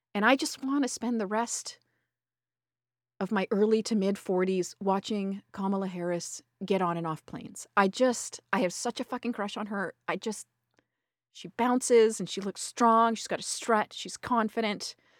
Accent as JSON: {"language": "English", "country": "Canada", "accent": "Canadian", "said": "my fucking Canadian accent"}